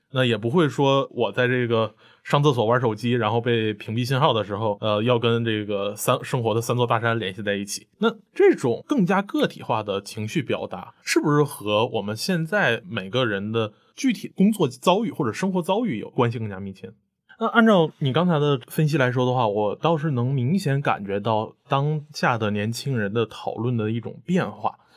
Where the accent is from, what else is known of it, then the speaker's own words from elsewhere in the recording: Northeast China, China; moved away; 我老家在东北嘛 东北你懂的，这是，也是一个充满了这个单位制的地方